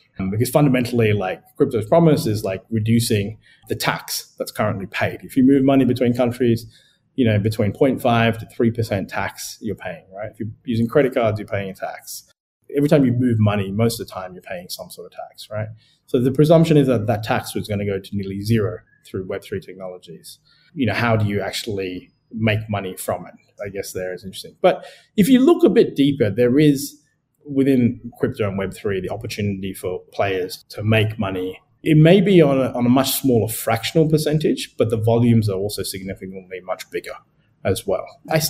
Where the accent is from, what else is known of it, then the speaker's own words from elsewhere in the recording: Sri Lanka; born there; also born or lived in Adelaide, Australia; So for me, I was born in Sri Lanka. I moved to Adelaide with my parents, which is like the fifth or sixth biggest city in Australia.